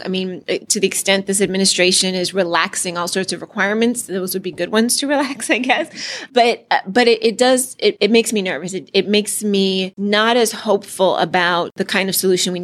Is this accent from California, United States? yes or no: yes; California, United States; I'm from California